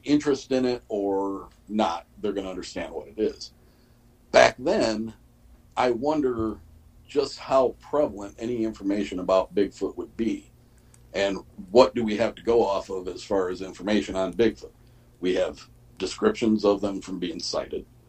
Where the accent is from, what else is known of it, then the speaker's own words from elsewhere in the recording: Michigan, United States; my hometown's uh, newspaper